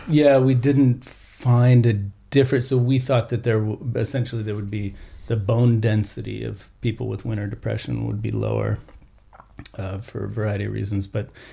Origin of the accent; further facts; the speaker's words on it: New Mexico, Colorado, the American West, United States; also born or lived in Austin, Texas; I uh, grew up in uh, New Mexico, Colorado, the West in general